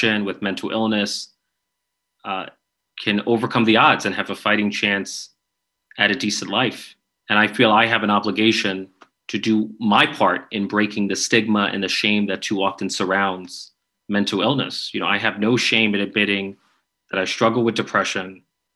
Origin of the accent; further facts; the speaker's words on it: New York, United States; I'm from New York